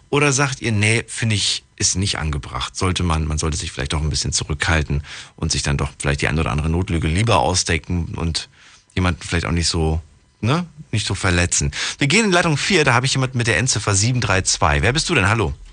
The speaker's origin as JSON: {"language": "German", "town": "Stuttgart", "region": "Baden-Württemberg", "country": "Germany", "said": "bin aus Stuttgart."}